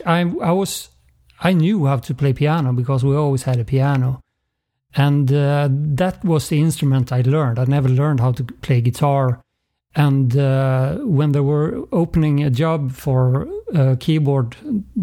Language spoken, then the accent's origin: English; Uppsala, Uppsala County, Sweden; moved away; also born or lived in Gothenburg; I'm not from Gothenburg. I'm from outside of Stockholm, Uppsala. But then I moved to Gothenburg for other reasons